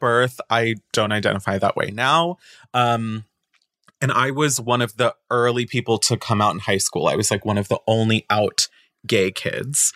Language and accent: English; Boca Raton, Florida, United States; moved away; I'm from Boca Raton